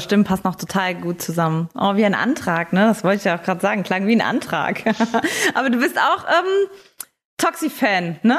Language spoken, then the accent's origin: German; Saarbrücken, Saarland, Germany; ich komme aus Saarbrücken